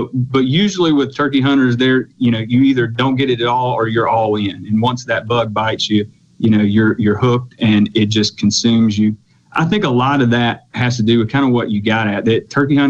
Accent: Mississippi, United States; I was lucky enough to grow up in rural Mississippi. I'm from Lawrence County, grew up out in the country.

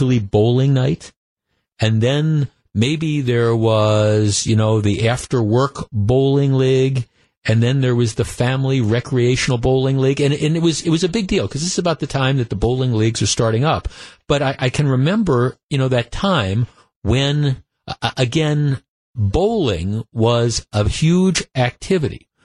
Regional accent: Wisconsin, United States; growing up in Wisconsin

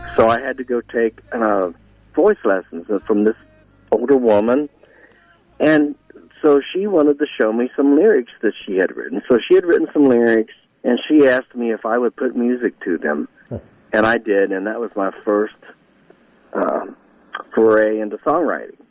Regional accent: Northridge, Ohio, United States; grew up was actually in Northridge. Like I said, it, it was north of Dayton, so it was a smaller community

